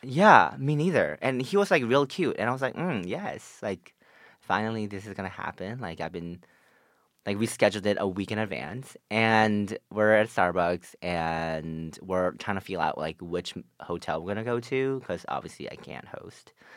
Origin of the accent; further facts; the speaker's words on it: New Jersey, United States; I'm from North Jersey